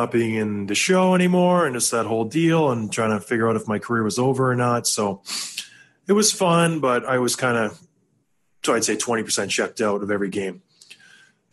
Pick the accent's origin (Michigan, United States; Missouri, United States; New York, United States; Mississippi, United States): Michigan, United States; Traverse City; moved away; I went back to my hometown in Traverse City, Michigan